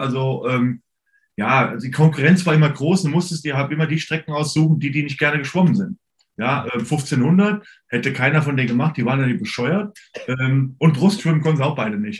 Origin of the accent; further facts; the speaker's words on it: Hesse, Germany; also born or lived in Alaska; bei uns in Hessen